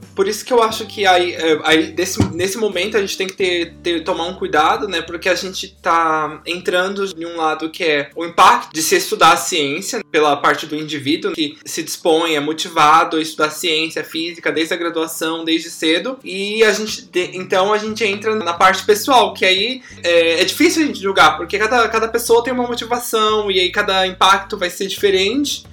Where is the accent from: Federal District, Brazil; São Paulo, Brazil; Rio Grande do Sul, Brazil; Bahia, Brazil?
São Paulo, Brazil; moved away as an adult; also born or lived in Guaratinguetá / Rio de Janeiro / China; eu sou de São Paulo, capital